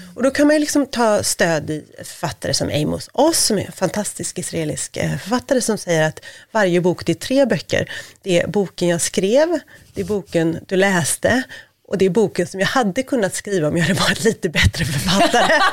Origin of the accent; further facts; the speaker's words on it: Gothenburg, Västra Götaland, Sweden; now in Stockholm, Sweden; jag är göteborgare